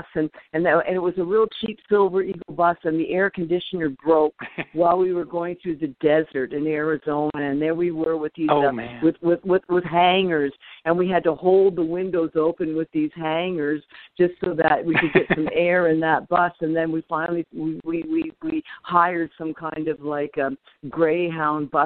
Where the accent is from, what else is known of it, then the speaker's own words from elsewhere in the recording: Canada; I'm Canadian.